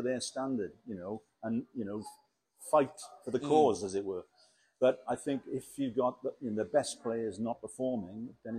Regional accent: Wales, United Kingdom; I am very, very proud.

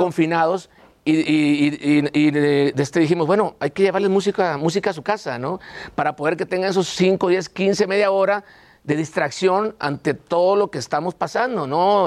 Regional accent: Sinaloa, Mexico; traemos gente de Sinaloa, obviamente, de donde somos nosotros

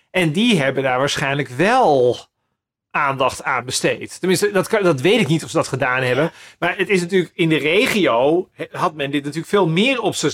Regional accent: Den Helder, North Holland, Netherlands; Ehm, kijk, ik kom uit Den Helder. Den Helder is ook zo'n plek.

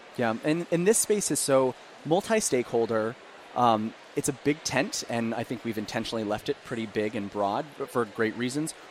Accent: Emporia, Kansas, United States; now in Philadelphia, United States; my hometown of Emporia, Kansas

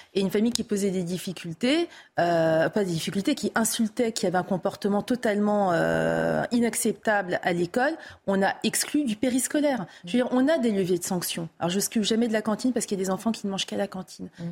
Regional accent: France; en tant que Française, citoyenne française

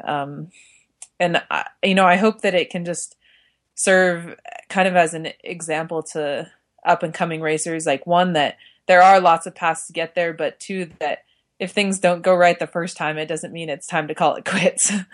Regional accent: Park City, Utah, United States; I grew up in Park City, Utah

